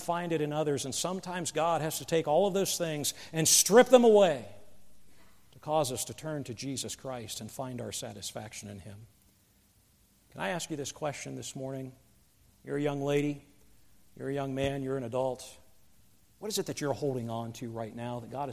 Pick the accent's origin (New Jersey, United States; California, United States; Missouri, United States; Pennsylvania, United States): Pennsylvania, United States; moved away; where I grew up in Pennsylvania